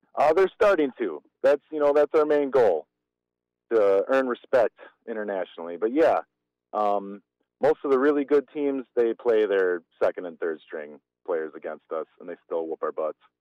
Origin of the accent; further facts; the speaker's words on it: Germantown, Wisconsin, United States; I grew up in Germantown